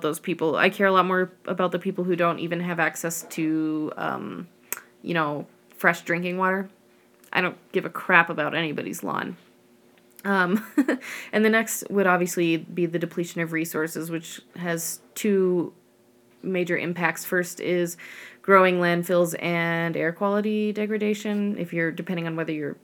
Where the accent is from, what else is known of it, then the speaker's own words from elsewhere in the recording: the Rockies, United States; I grew up in the Rockies